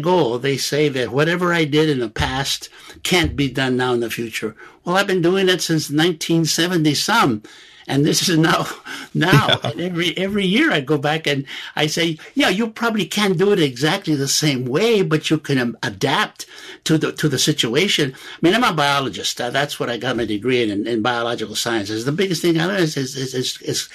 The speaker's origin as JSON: {"language": "English", "town": "Los Angeles", "region": "California", "country": "United States", "tie": "born or raised there", "also_born_or_lived": "Santa Barbara", "said": "I lived in the barrios of East L.A. All through high school."}